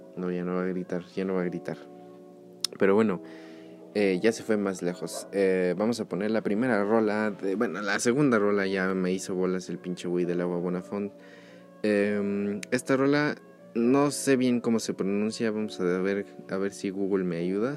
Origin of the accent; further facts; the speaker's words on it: Mexico City, Mexico; yo soy de Ciudad de México